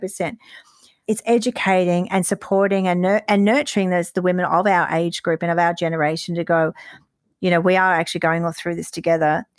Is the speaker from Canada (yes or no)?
no; Queensland, Australia; growing up in Queensland